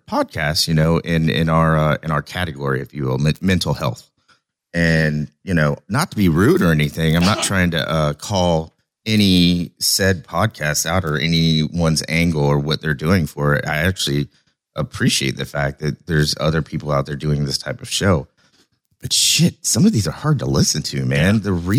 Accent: Oklahoma, United States; I'm from Oklahoma

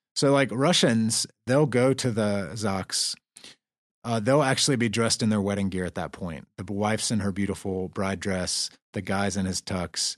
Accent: the South, United States; I'm from the South

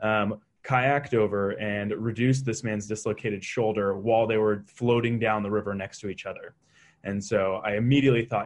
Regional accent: Boise, Idaho, United States; moved away as an adult; also born or lived in Middlebury, Vermont; now in Utah, United States; I grew up in Boise, Idaho

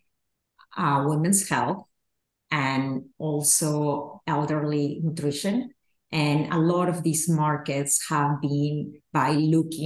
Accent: Peru; moved away; I grew up in Peru

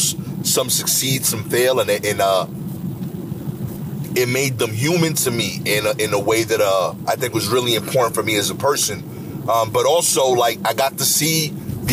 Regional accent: New York, United States; I grew up being a New Yorker

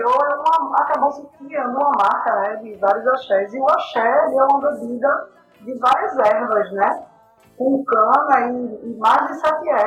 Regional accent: Olinda, Pernambuco, Brazil; Sou de Olinda, né?

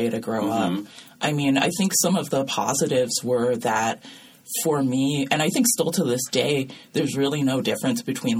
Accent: Seattle, Washington, United States; moved away as an adult; also born or lived in Virginia; now in San Francisco Bay Area, United States; I was born in Virginia, but I grew up in Seattle

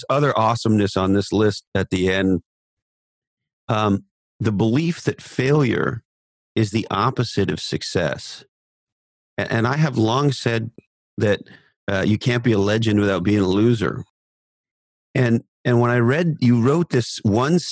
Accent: Canada; I'm a Canadian

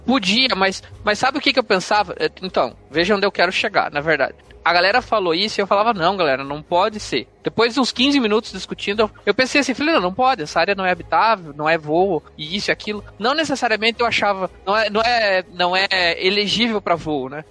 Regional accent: Paraná, Brazil; somos do Sul

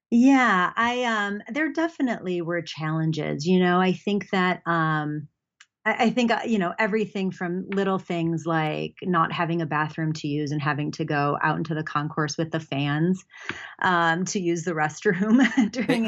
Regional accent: Buffalo, New York, United States; moved away as an adult; also born or lived in North Carolina; I grew up in Buffalo, New York

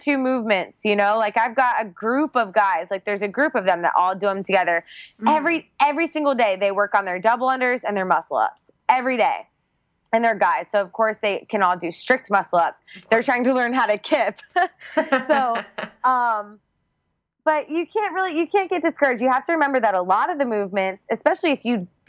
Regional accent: Georgia, United States; now in Puerto Rico; I grew up in Georgia

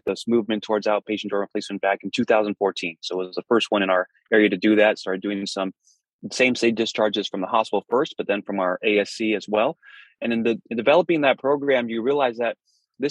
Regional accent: Fremont, California, United States; moved away as an adult; I was born and raised in Fremont

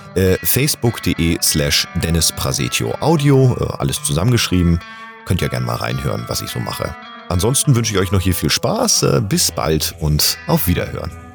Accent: Hamburg, Germany; now in Bühl, Germany; ich bin 85er Jahrgang und gebürtiger Hamburger, lebe aber zurzeit im wunderschönen Bühl im Badener Land

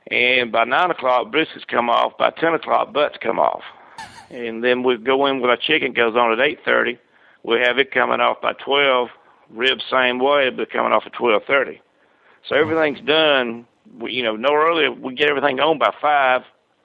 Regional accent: Vienna, Georgia, United States; my hometown of Vienna, Georgia

